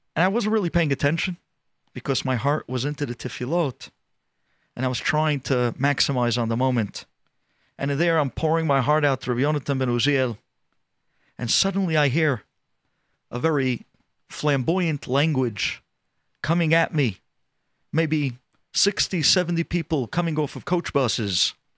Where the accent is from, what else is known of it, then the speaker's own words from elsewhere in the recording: New York, United States; I'm from the United States. I'm actually from New York